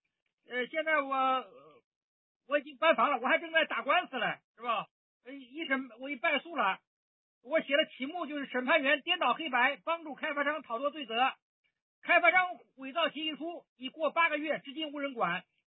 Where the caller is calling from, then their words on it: Zhengzhou, Henan, China; 呃，你好，伟莲，我是郑州的